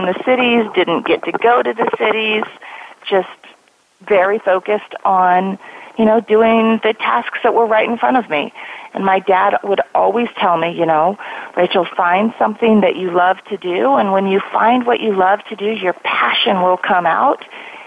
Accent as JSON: {"language": "English", "region": "Colorado", "country": "United States", "tie": "born or raised there", "moved": "as an adult", "lives_now": "Silicon Valley, United States", "said": "a small farm town in Colorado where you graduate with 32 kids in your high school class to working for one of the largest companies in the world in Silicon Valley"}